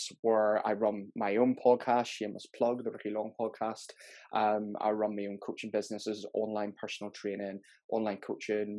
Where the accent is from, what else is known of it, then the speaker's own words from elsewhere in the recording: Belfast, Northern Ireland, United Kingdom; moved away as an adult; now in Gourock, United Kingdom; I'm originally from Belfast